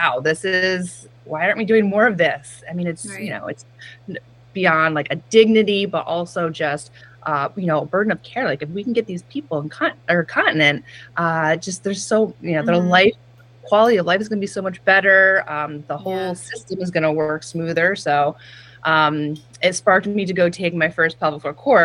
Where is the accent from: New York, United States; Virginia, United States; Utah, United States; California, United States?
New York, United States; Chatham; moved away as an adult; also born or lived in Boston; Chatham, New York is my hometown